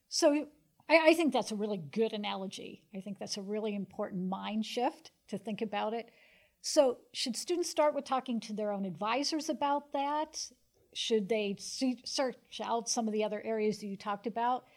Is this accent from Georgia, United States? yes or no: no; Pennsylvania, United States; moved away; I grew up in Pennsylvania